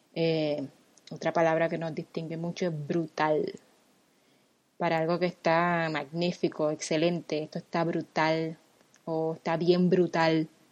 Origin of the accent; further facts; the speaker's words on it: San Juan, Puerto Rico; now in Miami, United States; soy nacida y criada en San Juan, Puerto Rico, o sea que yo soy boricua